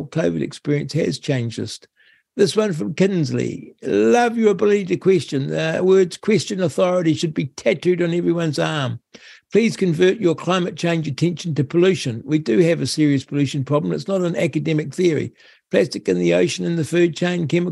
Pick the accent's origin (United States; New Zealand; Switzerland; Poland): New Zealand; Rangiora, Canterbury; I buy my fresh milk in Rangura. Oh, my hometown.